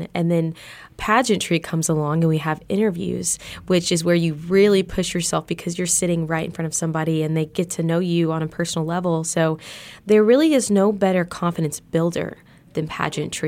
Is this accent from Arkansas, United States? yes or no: yes; Harrison, Arkansas, United States; I was in the third grade at Harrison Elementary School at Eagle Heights